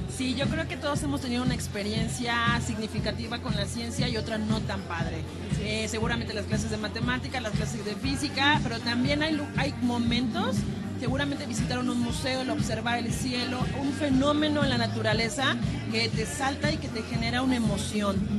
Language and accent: Spanish; Tlaxcala, Mexico; now in Mexico City, Mexico; yo soy originaria de Tlaxcala